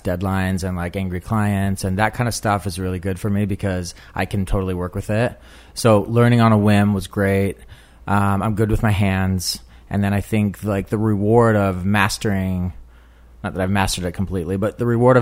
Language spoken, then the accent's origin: English; Salt Lake City, Utah, United States; moved away as an adult; now in New York, United States; I am from Salt Lake City, Utah, but I've been here for about 15 years.